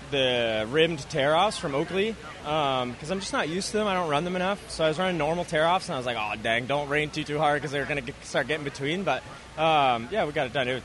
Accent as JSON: {"language": "English", "country": "Canada", "said": "Yeah, yeah I'm not bad. I'm Canadian."}